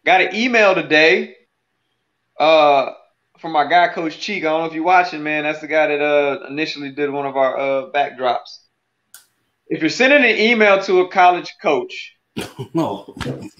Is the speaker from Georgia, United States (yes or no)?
yes; Powder Springs, Georgia, United States